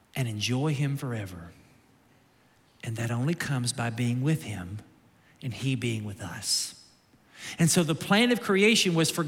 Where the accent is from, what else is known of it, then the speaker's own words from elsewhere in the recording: Kentucky, United States; now in Naples, United States; I'm from Kentucky